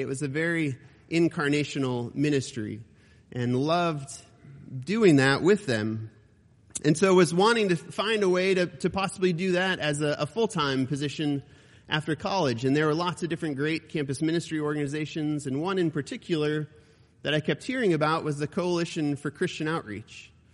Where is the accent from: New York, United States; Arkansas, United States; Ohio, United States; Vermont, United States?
Ohio, United States; It was based in Ohio, my home state